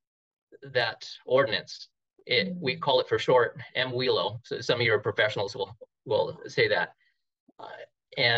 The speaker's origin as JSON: {"language": "English", "region": "California", "country": "United States", "tie": "born or raised there", "also_born_or_lived": "Hawaii", "said": "I was born in Hawaii and I was a transplant from Hawaii, but I was brought in when I was a baby, so I'm pretty much born in California"}